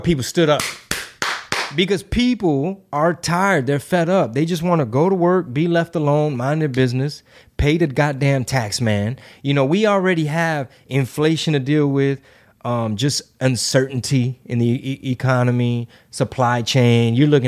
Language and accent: English; Houston, Texas, United States; Like, I mean, I grew up in Houston. You're from the Houston area. We're from here, born and raised.